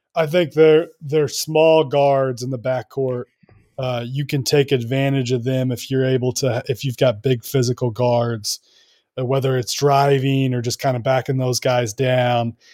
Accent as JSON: {"language": "English", "town": "Kansas City", "country": "United States", "said": "I am from Kansas City. went to Kansas, uh, just grew up a basketball diehard"}